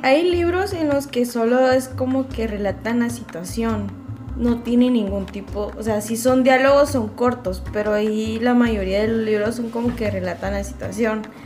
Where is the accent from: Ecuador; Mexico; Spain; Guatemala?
Guatemala; como guatemaltecos